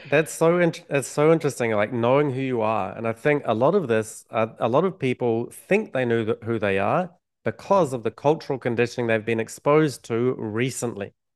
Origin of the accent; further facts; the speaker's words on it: New Zealand; growing up in New Zealand